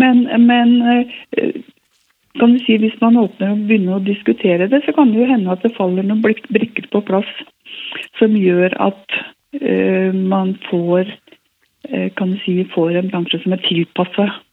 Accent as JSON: {"language": "Norwegian", "town": "Hemsedal", "region": "Buskerud", "country": "Norway", "also_born_or_lived": "Oslo", "moved": "yes", "lives_now": "Narvik, Norway", "said": "Ellers så kom jeg fra Hallingdal, fra Hemsedal"}